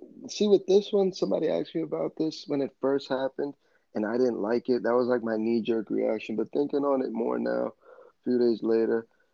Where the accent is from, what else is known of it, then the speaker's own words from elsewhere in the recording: New York, United States; being a Bucks fan from New York